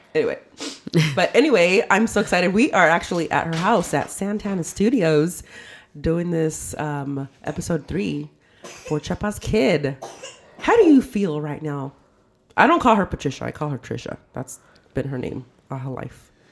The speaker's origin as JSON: {"language": "English", "town": "Modesto", "region": "California", "country": "United States", "tie": "born or raised there", "moved": "yes", "lives_now": "Palmdale, United States", "said": "we grew up in South Modesto, and our area was called the OG"}